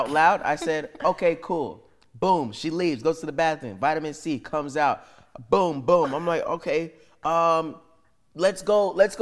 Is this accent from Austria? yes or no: no; Canada; we're all Canadian